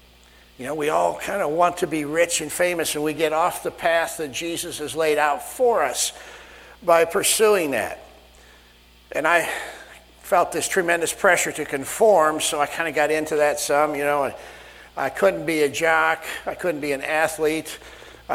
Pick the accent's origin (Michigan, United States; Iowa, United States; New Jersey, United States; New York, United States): Iowa, United States; Sioux Center; moved away; This is where Diane and I grew up, Sioux Center, Iowa